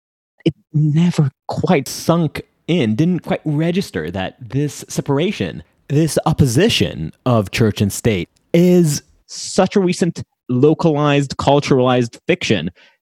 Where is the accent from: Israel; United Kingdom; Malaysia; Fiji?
Israel; Jerusalem, Jerusalem District; accent: Israeli; my direct experience of Judaism. Growing up in Jerusalem